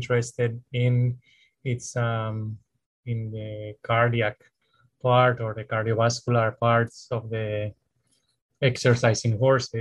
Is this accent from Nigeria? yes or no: no; Spain; moved away as an adult; now in United States; I'm originally from Spain, and I worked in Spain in private practice